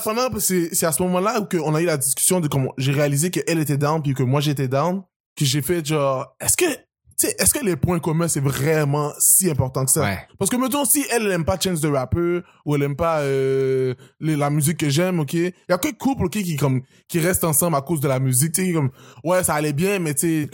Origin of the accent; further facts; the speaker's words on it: Montreal, Quebec, Canada; also born or lived in United States / Haiti / Terrebonne; J'ai grandi au Québec